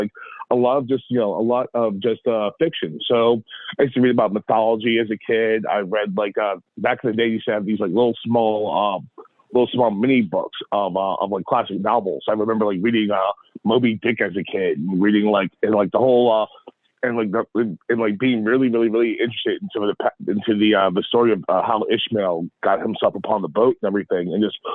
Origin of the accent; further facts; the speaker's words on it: Baltimore, Maryland, United States; born and raised in Baltimore City, grew up on Liberty Heights.